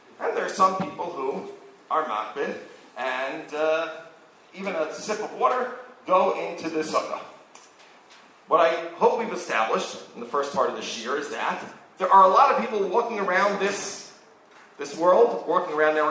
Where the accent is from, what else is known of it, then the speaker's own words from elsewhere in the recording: New York, United States; now in Israel; I grew up in New York, where it was very different.